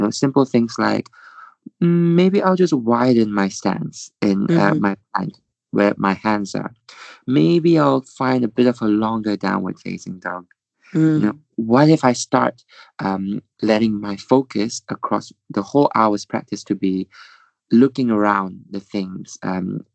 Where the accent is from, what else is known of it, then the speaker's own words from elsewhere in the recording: Malaysia; moved away; I'm from Malaysia, and you know they're all back home